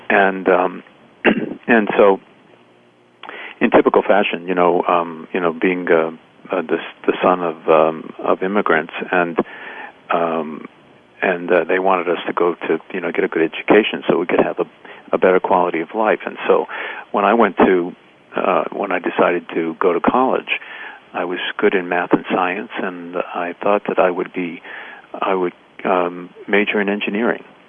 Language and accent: English; Boston, Massachusetts, United States; growing up in the North End, and that uh, that I couldn't go swimming in Boston Harbor